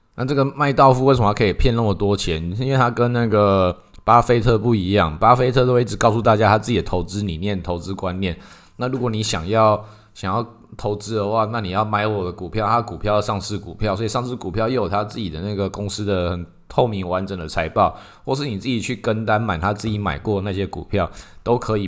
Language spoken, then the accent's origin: Chinese; Taiwan; 在我们台湾这边就特别多这一种